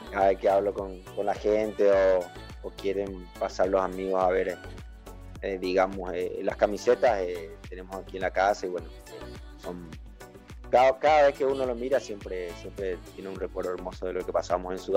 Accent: Ecuador; moved away; cuando yo salí de Ecuador, creo que salí en el 2004

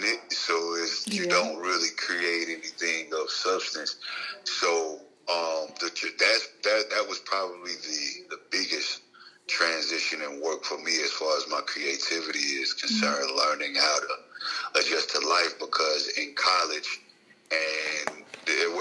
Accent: Jackson, Mississippi, United States; born or raised there; also born or lived in Chicago, Illinois

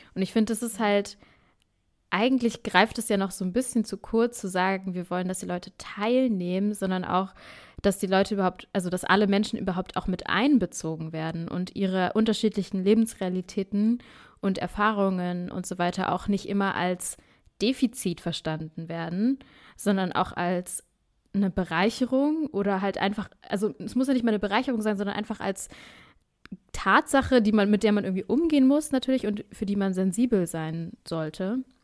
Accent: Berlin, Germany; wir sind ja beide in Berlin zur Schule gegangen

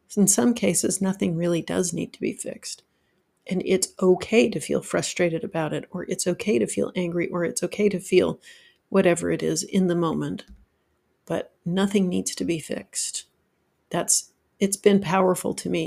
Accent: Utah, United States; now in Georgia, United States; I grew up in Utah where there was lots of snow and I learned to drive in the snow

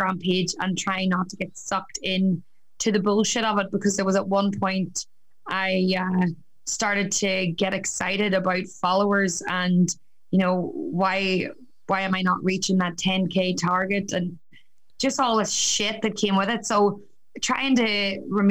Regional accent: County Down, Northern Ireland, United Kingdom; moved away as an adult; also born or lived in Newcastle, County Down; now in Australia; I'm originally from County Down. I moved to Australia 6 years ago

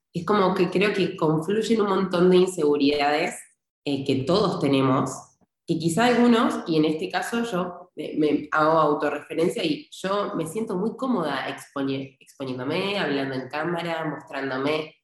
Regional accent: Argentina; now in Spain; soy argentina, eh, tengo ciudadanía italiana y vivo en España en este momento.

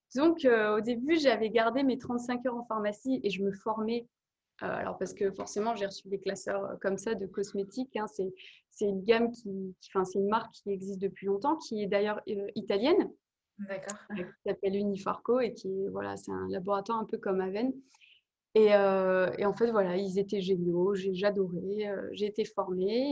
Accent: Nord-Pas-de-Calais, Hauts-de-France, France; j'ai fait les petites élections à côté de chez moi, et puis je suis arrivée à l'élection de Miss Nord-Pas-de-Calais

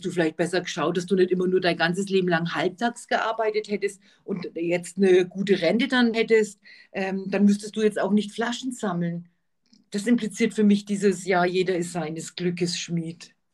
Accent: Austria; Darf ich als Österreicherin kurz sagen

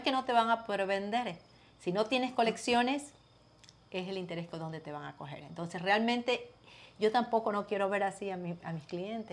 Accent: Ecuador; now in United States; Yo soy ecuatoriana

